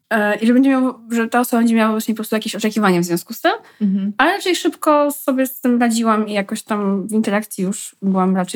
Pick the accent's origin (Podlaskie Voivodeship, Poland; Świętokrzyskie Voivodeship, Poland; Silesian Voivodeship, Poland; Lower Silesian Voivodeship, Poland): Podlaskie Voivodeship, Poland; accent: Podlasie; Czyli jestem z Podlasia i mówię z podlaskim akcentem.